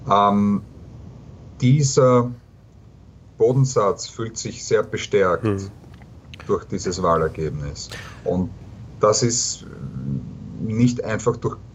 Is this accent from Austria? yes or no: yes; Austria; aus Österreich, da haben wir das über viele Jahre ähm, verfolgt